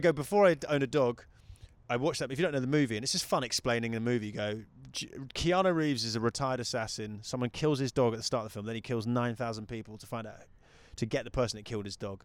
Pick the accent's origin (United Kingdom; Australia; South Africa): United Kingdom; moved away as an adult; also born or lived in New Zealand; now in United States; I'm a British guy